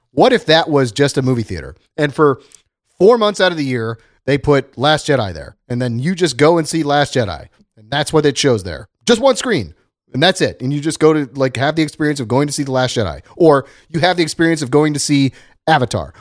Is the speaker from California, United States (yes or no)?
no; Dayton, Ohio, United States; now in Los Angeles, United States; my hometown in Dayton, Ohio